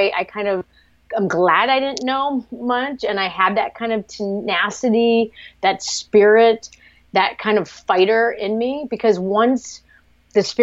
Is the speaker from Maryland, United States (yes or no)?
no; Cape Cod, Massachusetts, United States; moved away as an adult; also born or lived in Vietnam / New York / San Francisco; I grew up on Cape Cod via Vietnam